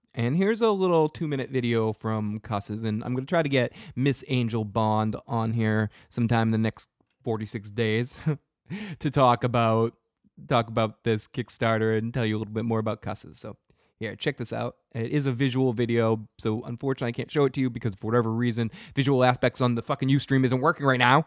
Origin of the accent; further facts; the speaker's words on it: Boston, Massachusetts, United States; I'm from the North Shore, dude. I'm from Boston